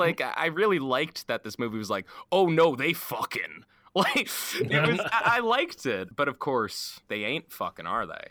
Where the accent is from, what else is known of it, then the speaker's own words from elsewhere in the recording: United States; speaking as an American, our gun culture